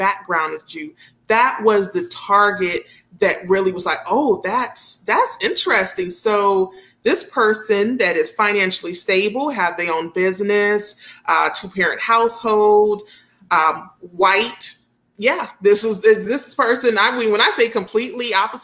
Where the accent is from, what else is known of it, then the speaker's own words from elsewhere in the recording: New York City, New York, United States; now in Dayton, United States; I was born in Brooklyn, New York, and we had one park down the street. Yeah, we concrete jungle, that's where I'm from